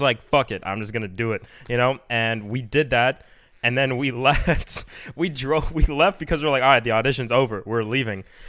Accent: Miami, Florida, United States; I'm from Miami, Florida

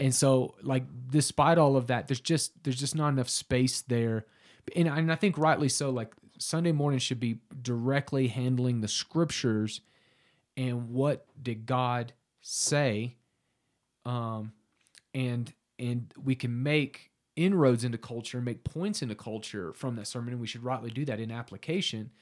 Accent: Southern Oklahoma, United States; I'm from Southern Oklahoma originally. Um, grew up there pretty pagan.

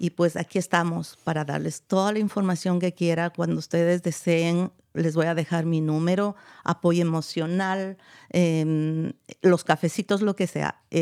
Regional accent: Ecuador; yo soy de Ecuador, creo que los que no me han escuchado antes

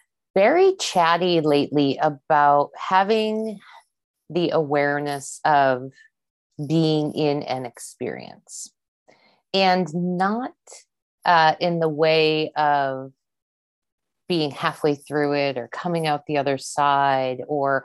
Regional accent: East Coast, United States; growing up on the East Coast of the US, I didn't really have an awareness.

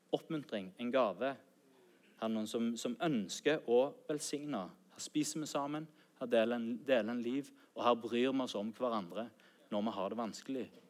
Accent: Sandnes, Rogaland, Norway; also born or lived in Bryne; Mine foreldre de flytta fra Bryne til Sandnes når jeg var åtte år

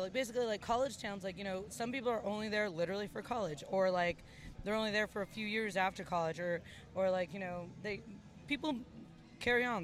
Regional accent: Los Angeles, California, United States; moved away as an adult; also born or lived in Lexington, Kentucky; I was born in East

